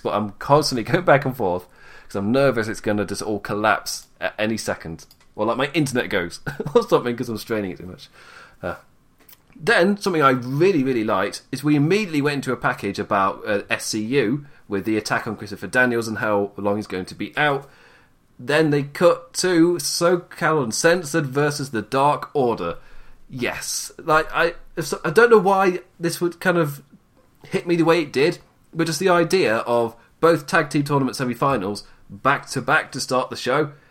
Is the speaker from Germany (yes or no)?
no; United Kingdom; I'm too British